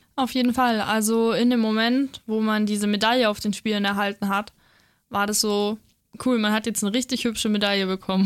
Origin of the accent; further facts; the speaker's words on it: Feucht, Bavaria, Germany; ich bin eben in Feucht aufgewachsen